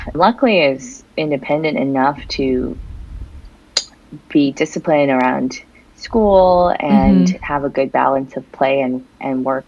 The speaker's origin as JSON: {"language": "English", "region": "Southern California", "country": "United States", "tie": "born or raised there", "also_born_or_lived": "Beijing, China", "moved": "as an adult", "lives_now": "New York, United States", "said": "I am originally from California and went to Berkeley"}